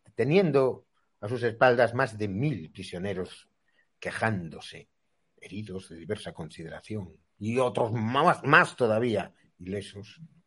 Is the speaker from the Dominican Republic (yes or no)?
no; Spain; Los españoles nos creemos que somos españoles.